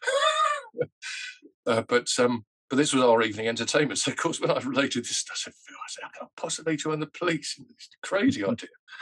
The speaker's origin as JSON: {"language": "English", "region": "London", "country": "United Kingdom", "said": "I'm a Londoner. I come from Northwest London."}